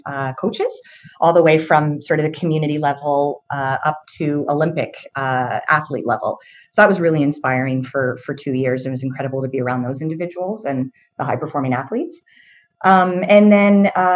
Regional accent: Ottawa, Ontario, Canada; also born or lived in Montreal; I was born in Montreal, and my father moved the family, to Ottawa when I was 5 years old, and I've been here ever since

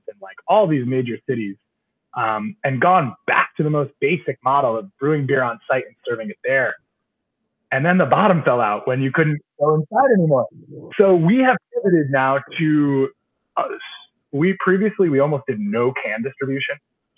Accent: New York, United States; moved away as an adult; now in Portsmouth, United States; Originally from New York, outside the capital

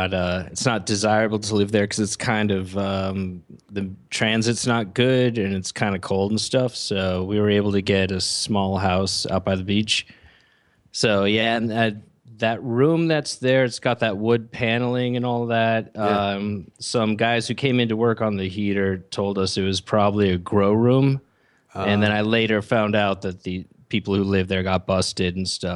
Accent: Massachusetts, United States

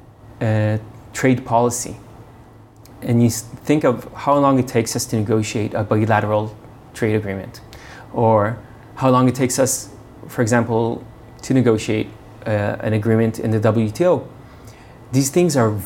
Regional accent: Beersheba, Southern District, Israel; moved away; also born or lived in United States; I was born in Beersheba, which is a desert town in Israel. I grew up in Israel and then moved around a bit because of my father's work. So I lived a bit in the U.S.

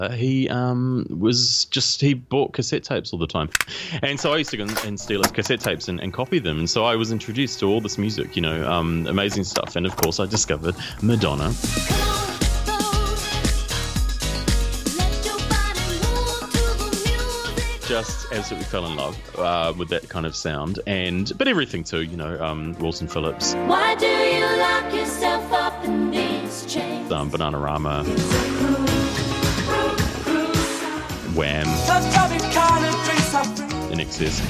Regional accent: Whanganui, Manawatū-Whanganui, New Zealand; I grew up in New Zealand. I was born in a small town in New Zealand called Whanganui

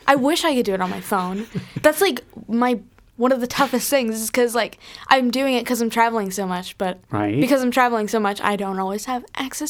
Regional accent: California, United States; also born or lived in Rockland County, New York; Yes, SoCal for life.

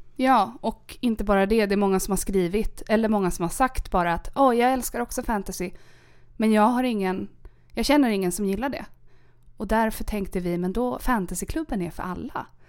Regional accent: Sandviken, Gävleborg County, Sweden; also born or lived in Caracas, Venezuela / Germany / Norrbotten; Jag är från Sandviken.

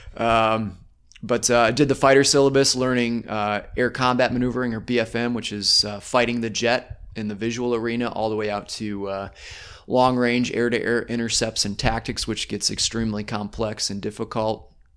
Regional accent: northern Michigan, United States; also born or lived in Tulsa, Oklahoma / Alamosa, Colorado; I then continued my childhood up in, uh, northern Michigan.

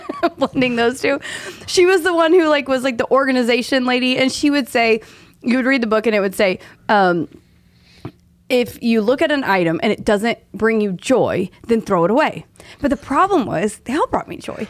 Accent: Tulsa, Oklahoma, United States; now in Dallas, United States; I'm from Oklahoma

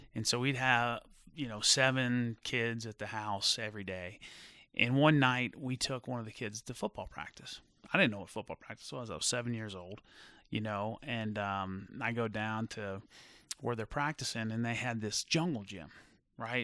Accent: Fort Thomas, Kentucky, United States; also born or lived in Phoenix, Arizona; growing up in Fort Thomas

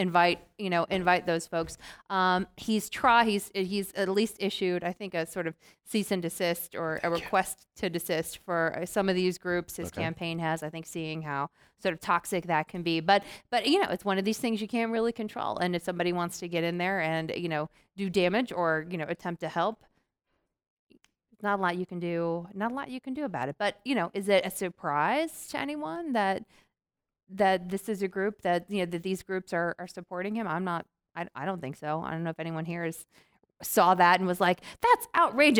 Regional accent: Georgia, United States; I'm from Georgia

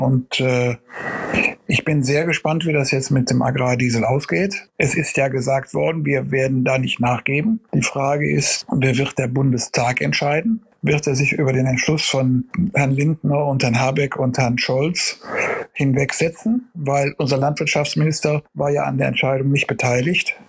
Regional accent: Germany; bei uns in Deutschland

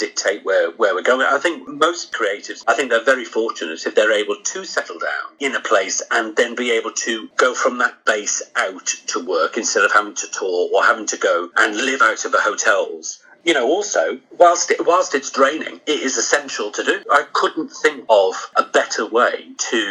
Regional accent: Crosby, North West England, United Kingdom; I'm from Crosby originally, in Liverpool

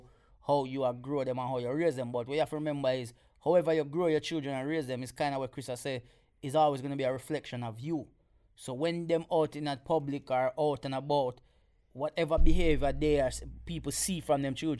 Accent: Jamaica; now in United Kingdom; growing up in Jamaica

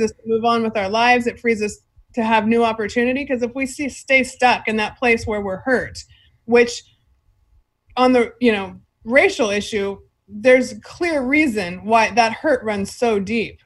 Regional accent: Fresno, California, United States; I'm from Fresno.

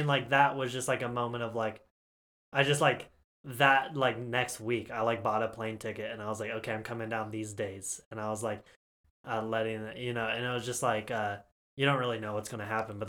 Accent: Kansas City, Missouri, United States; also born or lived in Oklahoma; when I moved to Kansas City from Oklahoma, I was 8 years old

